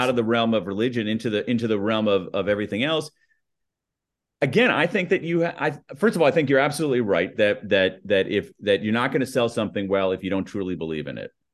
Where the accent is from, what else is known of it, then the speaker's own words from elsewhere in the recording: United States; accent: American newscaster flat accent; my American accent, my my my my my American newscaster flat accent